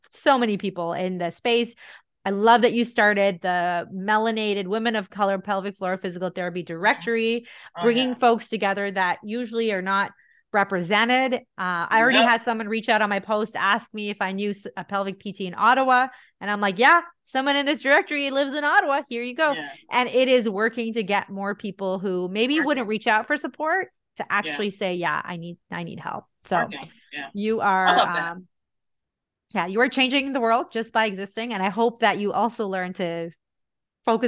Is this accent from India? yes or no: yes; India; now in North America; I'm still Indian. I was born and raised there.